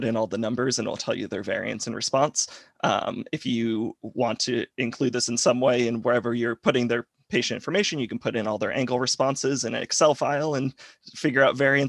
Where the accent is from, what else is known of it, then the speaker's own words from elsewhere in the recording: Rhode Island, United States; now in Alabama, United States; I'm originally from Rhode Island, but now I'm in Alabama